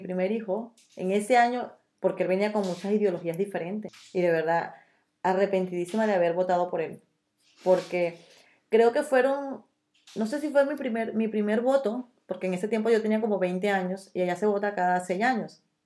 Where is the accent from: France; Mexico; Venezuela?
Venezuela; moved away as an adult; now in Spain; somos venezolanos